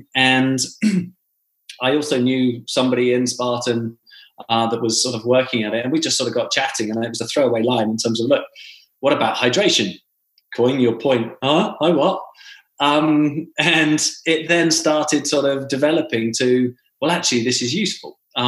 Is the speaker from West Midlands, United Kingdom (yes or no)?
no; Yorkshire and the Humber, United Kingdom; also born or lived in London; now in Scottsdale, United States; but I'm Yorkshire born, Yorkshire bred, thin in arm, thick in head. So I'm a Yorkshireman by heart. I've lived in 27 places.